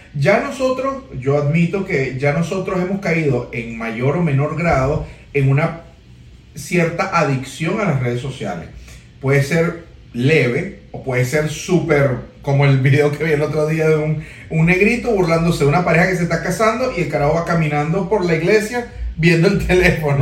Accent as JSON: {"language": "Spanish", "country": "Venezuela", "said": "somos venezolanos"}